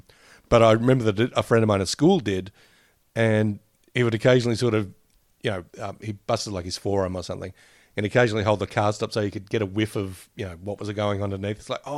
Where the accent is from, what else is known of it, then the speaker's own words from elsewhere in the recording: Australia; I'm Australian